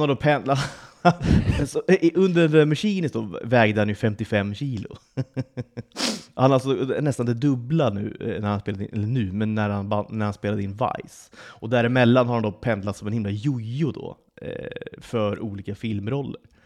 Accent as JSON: {"language": "Swedish", "country": "Sweden", "moved": "yes", "lives_now": "Malta", "said": "drar vi hem till Svedala över sommaren"}